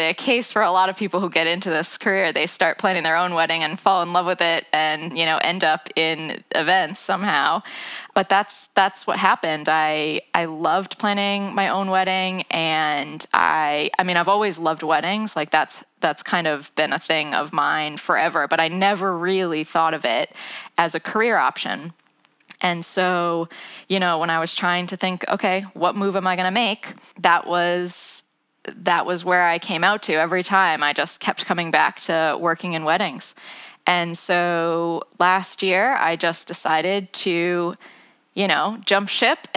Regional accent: United States; moved away as an adult; also born or lived in London, England; now in England; as you can probably tell from my accent, I'm not from the UK. I'm from the US originally.

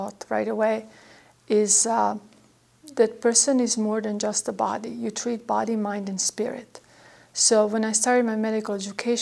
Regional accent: Dalmatia, Croatia; English is a second language; moved away as an adult; also born or lived in Italy; now in Texas, United States; So I grew up in Yugoslavia, and I lived there until I was 18 years old

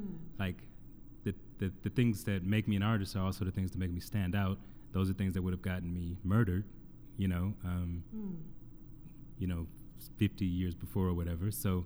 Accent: the South, United States; You and I both grew up in the South. What I find for myself growing up in the South, being creative, Black, artistic

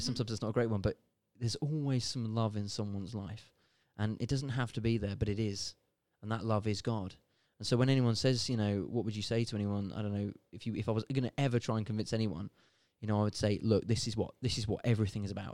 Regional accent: United Kingdom; I'm born and bred in Britain.

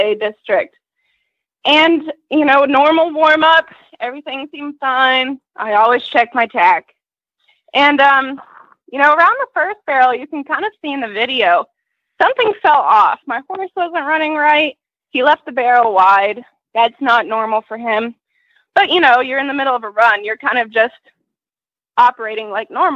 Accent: Atlanta, Georgia, United States; I'm from Atlanta, Georgia, a little bit north in Canton.

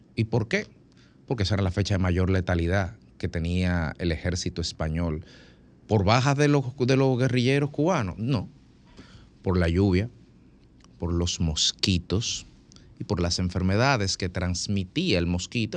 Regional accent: Dominican Republic; soy un dominicano

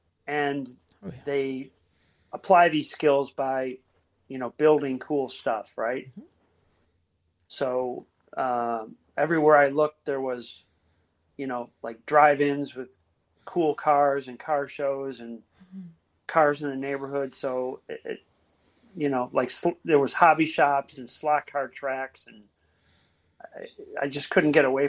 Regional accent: Cleveland, Ohio, United States; I grew up in Cleveland, Ohio

